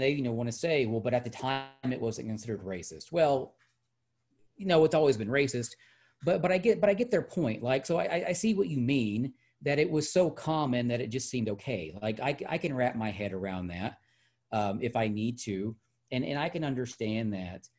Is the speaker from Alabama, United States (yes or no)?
no; Hot Springs, Arkansas, United States; I'm from Hot Springs, and that, you know, we are of this state, that we are products of this state